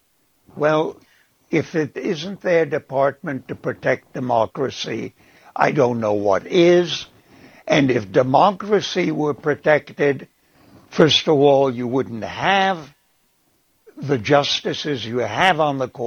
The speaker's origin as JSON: {"language": "English", "region": "Prague", "country": "Czechia", "tie": "born or raised there", "said": "I was born in Prague in 1935"}